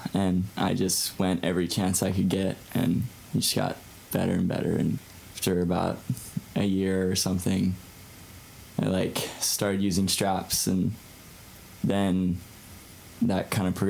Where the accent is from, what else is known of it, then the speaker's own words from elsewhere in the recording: Kauai, Hawaii, United States; I'm from Kauai. I've lived there my whole life, and I grew up surfing with my family.